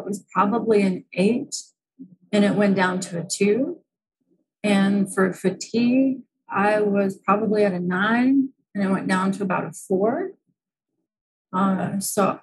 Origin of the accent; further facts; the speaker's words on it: United States; moved away; I'm from the United States